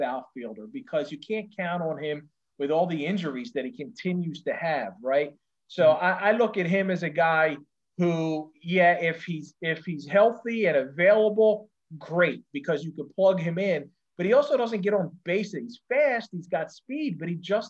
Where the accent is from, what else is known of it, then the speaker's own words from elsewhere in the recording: Philadelphia, Pennsylvania, United States; I grew up in Philly. So I grew up a Phillies fan as a kid